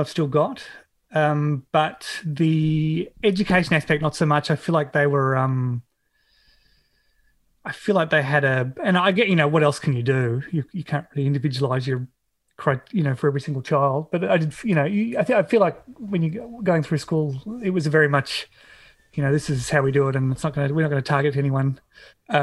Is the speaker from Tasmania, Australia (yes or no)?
yes; Hobart, Tasmania, Australia; I grew up in Tassie in Hobart in suburb called Glenorchy